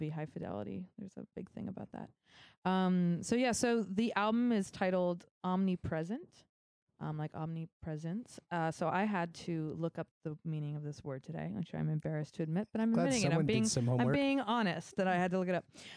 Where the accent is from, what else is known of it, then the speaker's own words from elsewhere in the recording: Concord, California, United States; I grew up in Concord, and yeah, it's we're all family here in the Bay